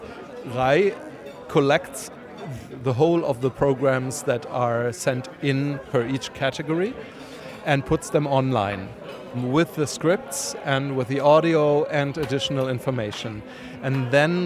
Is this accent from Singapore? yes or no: no; Berlin, Germany; I'm from Berlin.